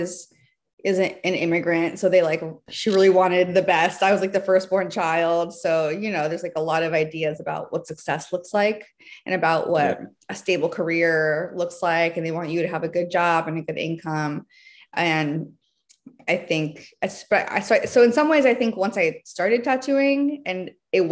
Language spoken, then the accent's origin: English; Athens, Georgia, United States; moved away as an adult; now in New York, United States; I grew up in Georgia. I moved there. My family moved there when I was three